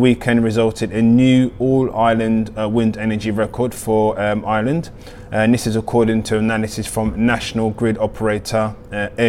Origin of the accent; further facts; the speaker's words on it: Nigeria; being a Nigerian born.